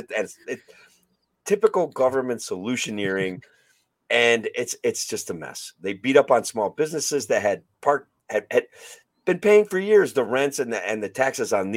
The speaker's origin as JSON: {"language": "English", "town": "Oneonta", "region": "New York", "country": "United States", "tie": "born or raised there", "said": "my hometown of Oneonta"}